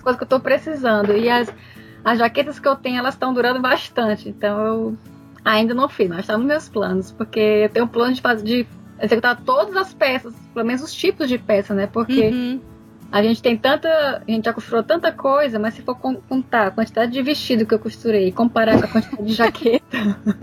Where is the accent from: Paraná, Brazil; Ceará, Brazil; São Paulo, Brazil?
Ceará, Brazil; Fortaleza; now in Netherlands; eu sou de Fortaleza